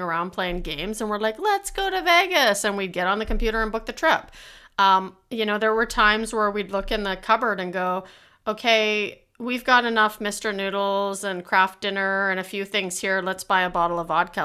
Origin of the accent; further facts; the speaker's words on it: Canada; being Canadian